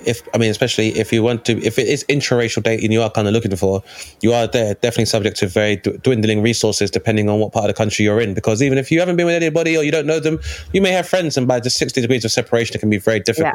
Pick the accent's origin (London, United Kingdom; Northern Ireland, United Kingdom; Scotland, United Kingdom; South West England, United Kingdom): London, United Kingdom; I'm from Lewisham Borough in Southeast London